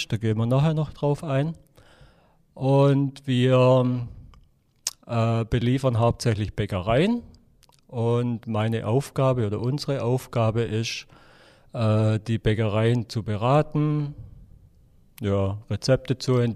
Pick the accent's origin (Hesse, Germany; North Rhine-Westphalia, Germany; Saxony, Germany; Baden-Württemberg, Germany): Baden-Württemberg, Germany; Ähm, also ich komme aus dem Oberschwäbischen. Wir waren, ähm, ja, ich sag mal, ein einfacher Haushalt.